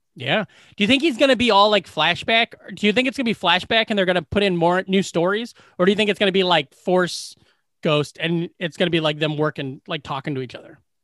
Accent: Glenwood, Iowa, United States; in my hometown, the place that everybody works where they take care of, uh, like, people with mental, mental disabilities

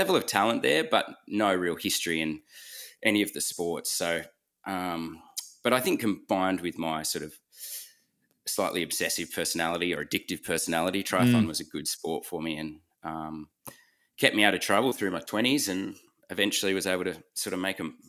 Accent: Lord Howe Island, New South Wales, Australia; Yeah, so Cam and I grew up on Lord Howe Island, a tiny island east of Australia. I think it's got 300, 400 people living

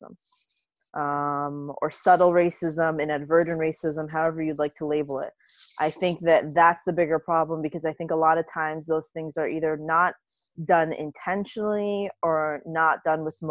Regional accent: South Florida, United States; I grew up here in South Florida

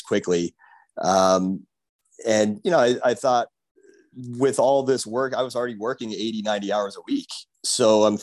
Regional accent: Pennsylvania, United States; moved away as an adult; now in Miami, United States; I am originally from Pennsylvania.

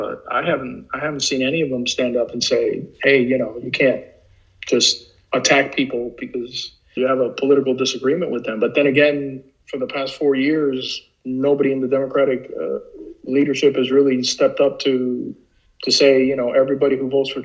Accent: Miami, Florida, United States; I was born in this country. I was raised in Miami.

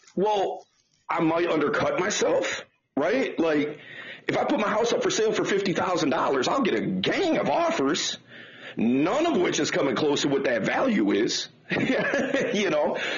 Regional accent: Detroit, Michigan, United States; I'm from Detroit. Uh, grew up in Detroit, uh, still in Detroit

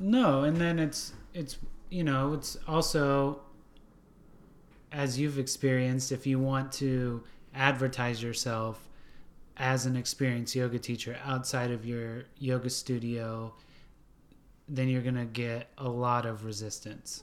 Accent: Washington State, California, West Coast, United States; now in Nashville, United States; I grew up on the West Coast, Washington State, California.

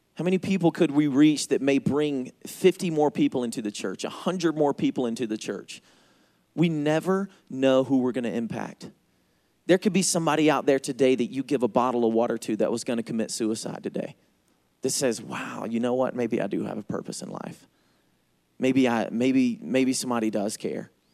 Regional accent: Georgia, United States; accent: Southern; I am from Georgia. That's why I talk funny

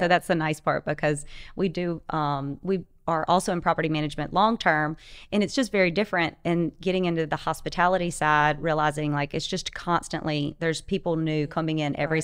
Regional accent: Delta area, North Louisiana, United States; moved away as an adult; also born or lived in Florida; now in Ocean Springs, United States; we're originally from Louisiana

